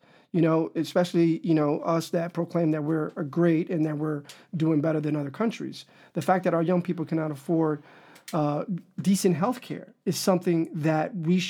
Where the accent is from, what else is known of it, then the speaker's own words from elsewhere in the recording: Dominican Republic; now in United States; because we come from the Dominican Republic where we don't have affirmative action